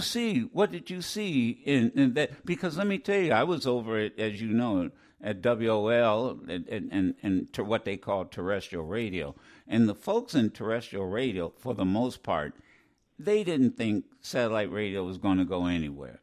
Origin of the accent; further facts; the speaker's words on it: Ohio, United States; I'm from Ohio